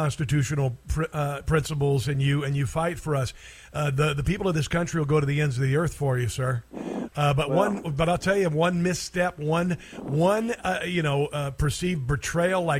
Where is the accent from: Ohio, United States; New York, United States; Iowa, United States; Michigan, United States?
Iowa, United States; now in Kansas City, United States; I'm from Iowa